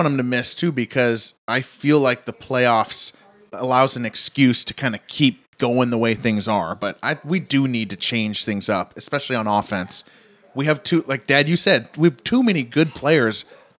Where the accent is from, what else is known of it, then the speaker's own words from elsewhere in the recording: Washington, United States; We're from Washington State